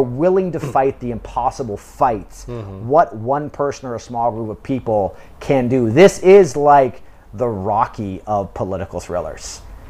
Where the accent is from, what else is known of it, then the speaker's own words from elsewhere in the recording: United Kingdom; now in South Korea; But I'm British and I'm living in South Korea